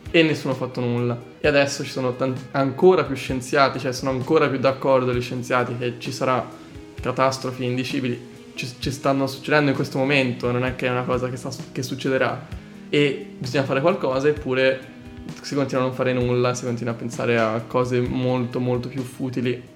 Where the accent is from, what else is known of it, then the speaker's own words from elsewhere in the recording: Calci, Tuscany, Italy; moved away as an adult; vengo da Pisa eh, in realtà da un piccolo paesino in provincia di Pisa che si chiama Calci